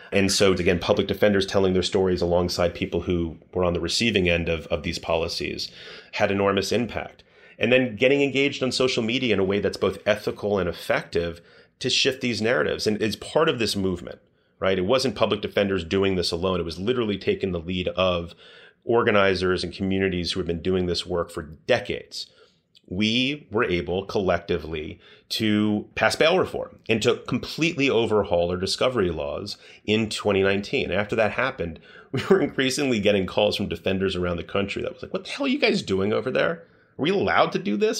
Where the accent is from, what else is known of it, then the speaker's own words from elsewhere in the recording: Washington, District of Columbia, United States; I grew up in Washington, D C